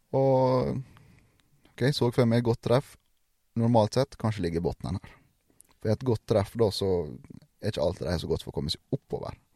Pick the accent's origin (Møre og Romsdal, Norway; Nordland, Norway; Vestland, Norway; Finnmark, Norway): Møre og Romsdal, Norway; Sunnmøre; ikke fordi jeg er sunnmøring